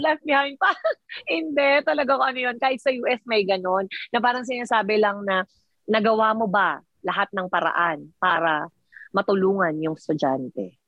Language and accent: Tagalog; Philippines; accent: Filipino; moved away as an adult; I-Pilipino eh, nga kami.